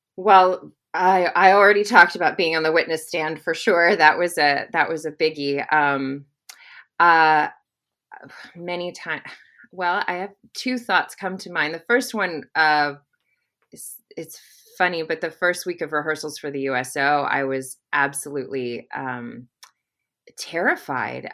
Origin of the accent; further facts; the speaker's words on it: Arkansas, United States; we're both from Arkansas